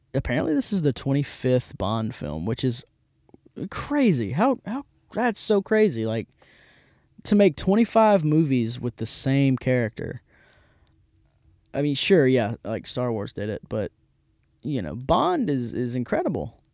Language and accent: English; Hattiesburg, Mississippi, United States; also born or lived in Jackson, Mississippi; I'm from Hattiesburg, and it's great. Um, also, yeah, I'm not in Jackson anymore. This is Hattiesburg, Mississippi. Um, so shout out to Hattiesburg, my hometown